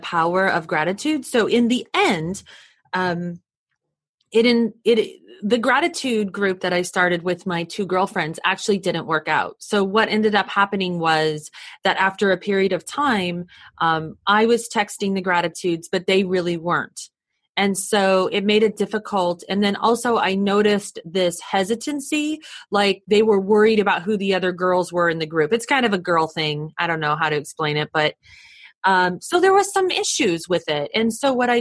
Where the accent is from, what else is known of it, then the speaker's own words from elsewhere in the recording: United States; I'm from the States, so I was in another country that was foreign to me